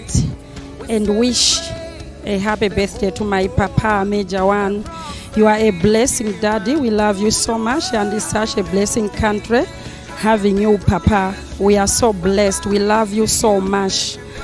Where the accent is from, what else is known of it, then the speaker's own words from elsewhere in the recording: Malawi; I'm from Malawi, Longwe ECG, presenting all my fellow Malawians.